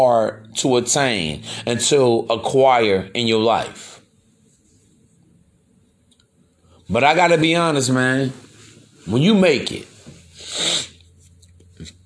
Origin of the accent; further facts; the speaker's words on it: East Chicago, Indiana, United States; I'm from East Chicago myself, man. It's only about, what, 20 minutes outside Chicago.